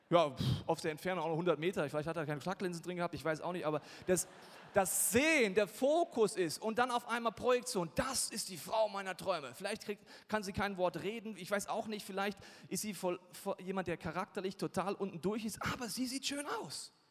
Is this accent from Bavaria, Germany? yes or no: yes; Bavaria, Germany; Und ich komme aus Bayern, da hat man gewisse Probleme, wenn man kurz keinen Alkohol trinken will.